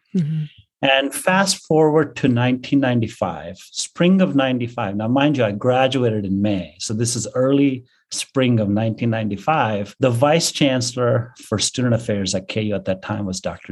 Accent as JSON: {"language": "English", "town": "Bangalore", "region": "Karnataka", "country": "India", "tie": "born or raised there", "also_born_or_lived": "Kansas", "moved": "as an adult", "said": "my hometown of Bangalore"}